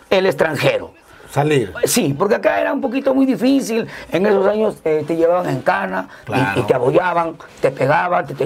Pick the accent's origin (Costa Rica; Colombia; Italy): Colombia; moved away; cuando nosotros llegamos de Colombia, a nosotros no nos decían que vienen los cachai vienen los hermanos, los colombianos, decían